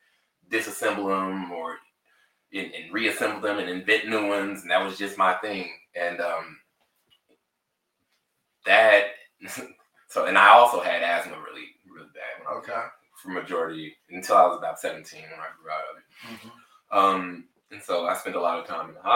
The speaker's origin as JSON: {"language": "English", "town": "Tulsa", "region": "Oklahoma", "country": "United States", "tie": "born or raised there", "also_born_or_lived": "Amarillo, Texas", "moved": "as an adult", "lives_now": "Dallas-Fort Worth, United States", "said": "I was raised in Tulsa, Oklahoma"}